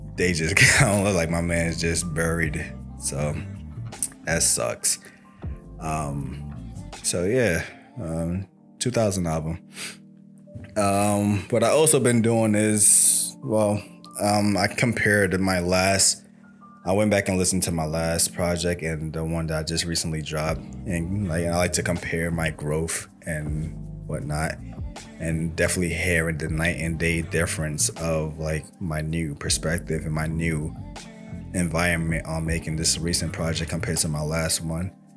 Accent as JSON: {"language": "English", "town": "New York City", "region": "New York", "country": "United States", "said": "I'm from Brooklyn too."}